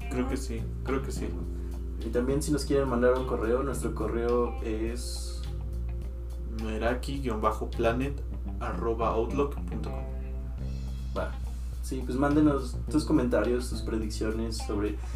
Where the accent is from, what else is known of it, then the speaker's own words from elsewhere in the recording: Mexico; porque somos mexicanos